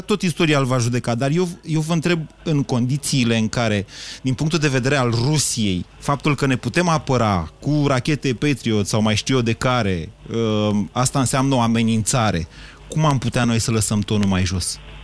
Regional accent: Romania; ca român

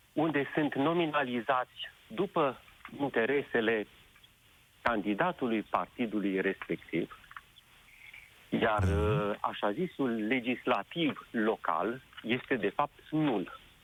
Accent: Sibiu, Sibiu County, Romania; Eu sunt din Sibiu

